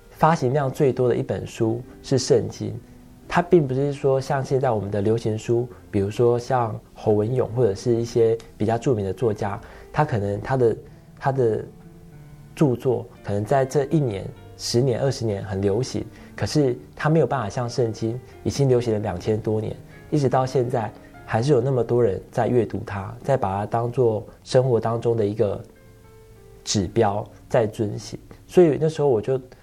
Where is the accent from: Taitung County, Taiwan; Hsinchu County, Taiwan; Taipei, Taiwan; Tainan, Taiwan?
Tainan, Taiwan; moved away; 小时候我又是生长在，呃，台南那种白河很乡下的地方